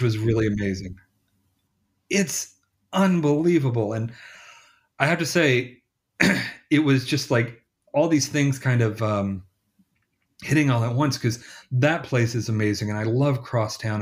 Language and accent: English; Selmer, Tennessee, United States; moved away; also born or lived in Memphis; my hometown